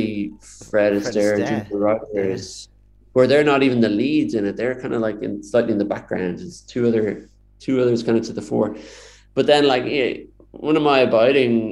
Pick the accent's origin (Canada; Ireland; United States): Ireland; Dublin, Leinster; I grew up in Dublin